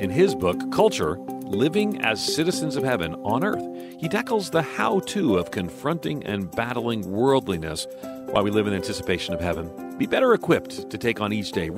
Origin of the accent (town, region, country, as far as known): New York, United States; born or raised there; moved away